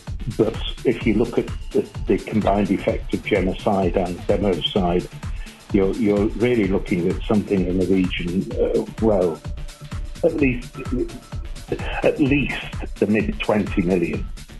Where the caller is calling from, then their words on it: Ireland; I'm calling from Ireland.